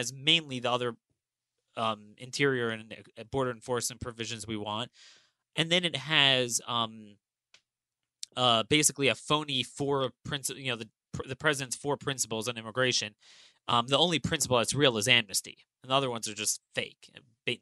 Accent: Maryland, United States; my home state of Maryland

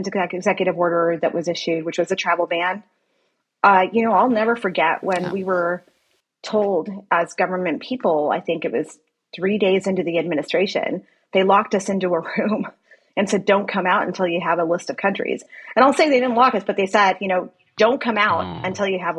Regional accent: El Paso, Texas, United States; moved away; my hometown of El Paso

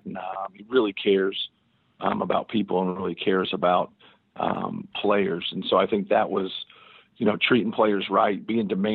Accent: Muncie, Indiana, United States; growing up in Indiana, I had a good high school coach, Stan Doherty.

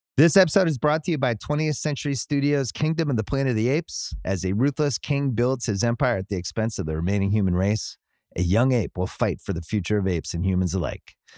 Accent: United States; I'm saying we as an American here.

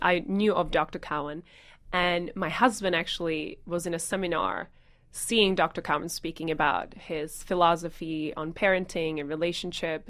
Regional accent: Czechia; moved away as an adult; growing up in the Czech Republic and spending a lot of times on the weekends with my grandparents

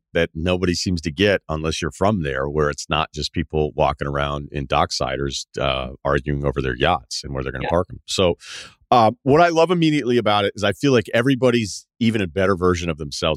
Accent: Martha's Vineyard, Massachusetts, United States; moved away; I'm from Martha's Vineyard

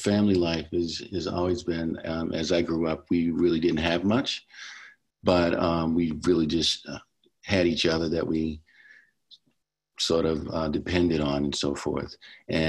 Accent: Baltimore, Maryland, United States; I am from Baltimore City, where I grew up

